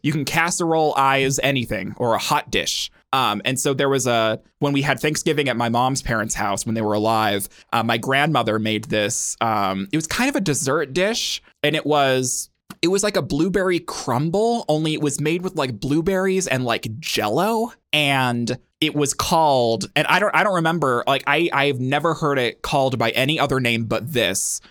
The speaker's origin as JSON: {"language": "English", "country": "United States", "tie": "born or raised there", "said": "I grew up in America, in the United States of America, 'cause I'm American"}